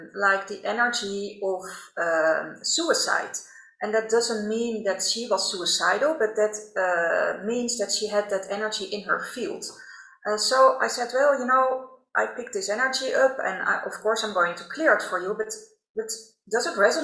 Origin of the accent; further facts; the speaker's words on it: Netherlands; accent: Dutch; English is a second language; also born or lived in Rotterdam; I'm Dutch, by the way, as you can probably hear by my accent